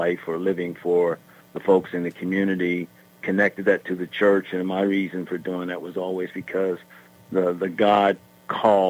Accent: McKeesport, Pennsylvania, United States; also born or lived in West Virginia / Atlanta; I grew up primarily in McKeesport. Moved here from West Virginia because my dad was a United Methodist pastor.

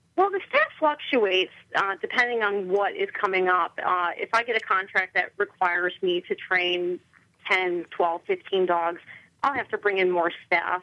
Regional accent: Chicago, Illinois, United States; moved away as an adult; now in White Oak, United States; I'm originally from Chicago. I was raised in the suburbs of Chicago.

